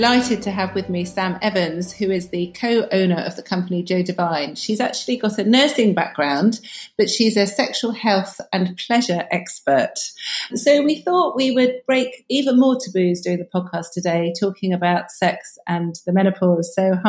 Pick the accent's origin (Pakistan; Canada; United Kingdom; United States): United Kingdom; because being very British, people don't like talking about sex, do they?